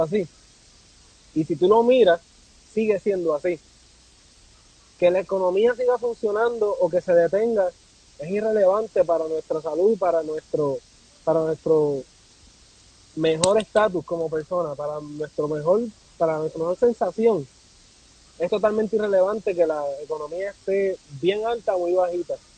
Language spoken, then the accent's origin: Spanish; Puerto Rico; also born or lived in Pennsylvania; now in Washington, United States; yo nací en Puerto Rico